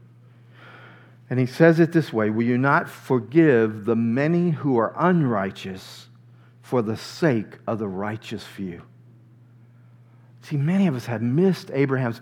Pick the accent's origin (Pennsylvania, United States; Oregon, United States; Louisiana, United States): Louisiana, United States; near New Orleans; I grew up near New Orleans, Louisiana.